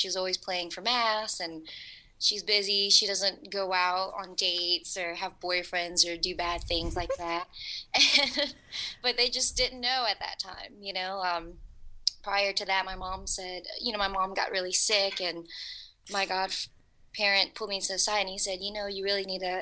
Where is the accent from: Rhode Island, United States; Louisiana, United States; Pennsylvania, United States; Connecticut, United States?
Louisiana, United States; New Orleans; moved away as an adult; now in Los Angeles, United States; I was actually from Woodlawn in Algiers